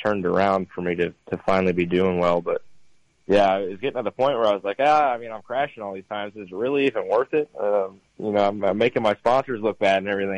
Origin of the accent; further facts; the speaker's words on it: New York, United States; I was born in New York.